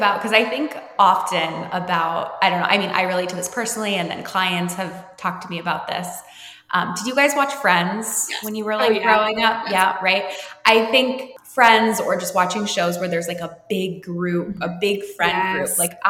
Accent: New Jersey, United States; And I grew up in New Jersey, but I moved a lot growing up.

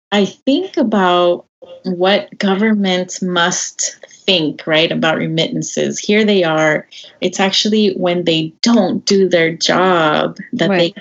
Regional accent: El Salvador; now in United States; I was born in El Salvador. I, I consider myself Salvadoreña. I'm certainly based in the U.S.

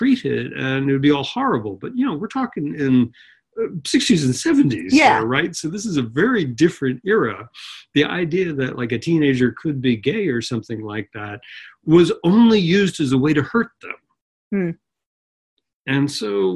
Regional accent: Long Island, New York, United States; also born or lived in Manhattan, New York / The Bronx, New York; Well, I grew up on Long Island, which is just outside New York. I was born in Manhattan. First 4 years in the Bronx

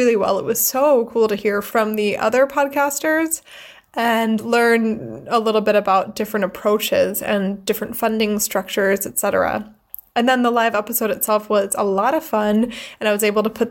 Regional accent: United States; now in Freiburg, Germany; I am an American who lives in Freiburg, Germany

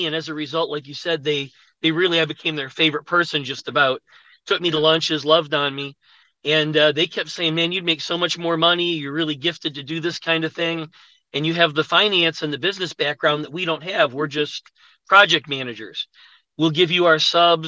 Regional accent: Buffalo, New York, United States; moved away as an adult; now in Atlanta, United States; I'm from Buffalo, New York. I went to college there

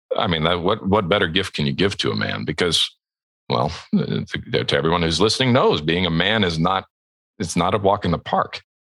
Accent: Southern California, United States; moved away as an adult; also born or lived in Edmonton, Alberta, Canada; we emigrated to the United States and to Southern California specifically, uh, where I lived for the next 13 years until I was a young man

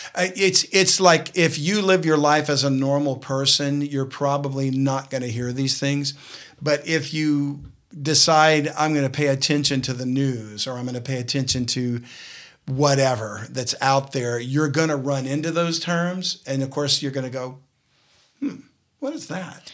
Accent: South Louisiana, United States; I'm from South Louisiana

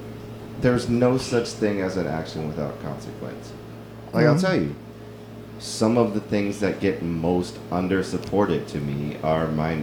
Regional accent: La Marque, Texas, United States; I come from Lamarck.

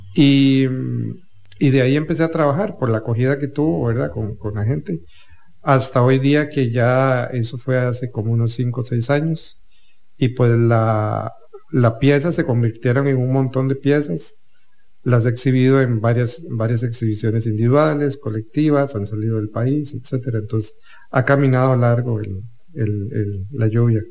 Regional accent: Turrialba, Cartago, Costa Rica; Yo soy de Turrialba eh, y cuando me traían a San José de paseo

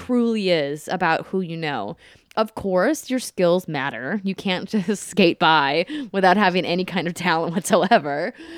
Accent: Fargo, North Dakota, United States; moved away as an adult; also born or lived in Minneapolis, Minnesota; now in Los Angeles, United States; I grew up in Fargo, North Dakota

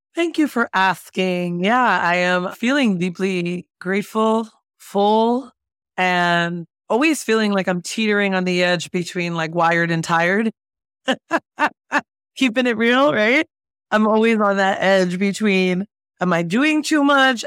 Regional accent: Jersey City, New Jersey, United States; moved away as an adult; also born or lived in San Francisco Bay Area; I was raised in Jersey City, New Jersey

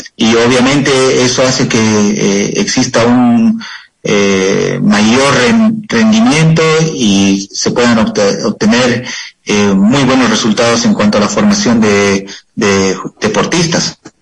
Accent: Cochabamba, Bolivia; moved away as an adult; yo me encuentro viviendo en la ciudad de Cochabamba, Bolivia

